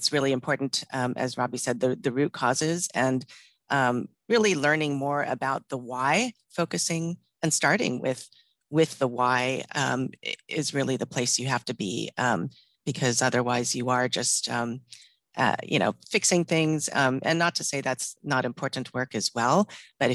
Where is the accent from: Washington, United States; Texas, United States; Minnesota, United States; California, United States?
Texas, United States; also born or lived in Maryland; now in Seattle, United States; born in Maryland, raised in Texas, lived on both coasts, and now in Seattle.